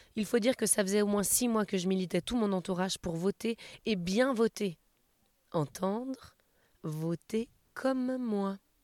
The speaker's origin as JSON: {"language": "French", "town": "Bron", "region": "Auvergne-Rhône-Alpes", "country": "France", "said": "je suis de Bron, c'est juste à côté."}